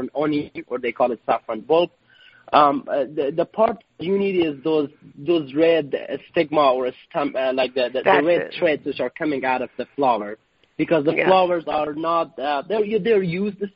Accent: Herat, Afghanistan; moved away as an adult; now in Chicago, United States; the ancient city of Herat, which is my hometown

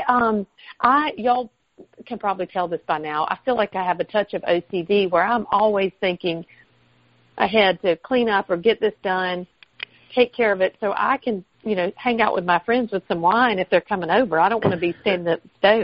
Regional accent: the South, United States; accent: Southern; my Southern accent

